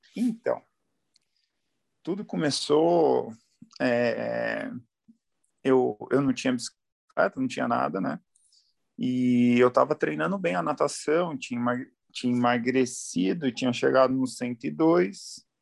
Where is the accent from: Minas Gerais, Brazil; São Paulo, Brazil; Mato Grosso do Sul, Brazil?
São Paulo, Brazil; Ubatuba; moved away as an adult; sou de Ubatuba, sou caiçara, é. nasci lá, vivi até os 23 anos